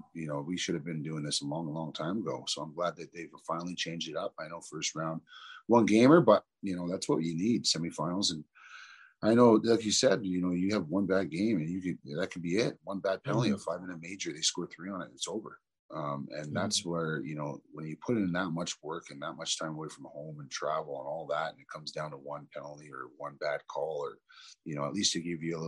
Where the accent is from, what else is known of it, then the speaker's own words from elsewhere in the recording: Toronto, Ontario, Canada; I grew up in Toronto, you know, mm-hmm. in pretty much the ghetto, Rexdale, Jane and Finch area